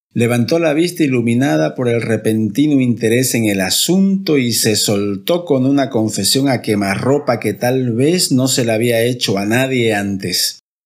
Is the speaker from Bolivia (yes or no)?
yes; Camba, eastern lowlands, Bolivia; un camba muy rural de solo 20 años